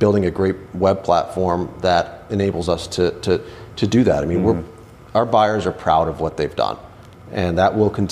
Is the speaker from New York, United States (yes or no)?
yes; Western New York, United States; moved away as an adult; also born or lived in Richmond, Virginia; now in Washington, D.C. area, United States; I'm from Western New York originally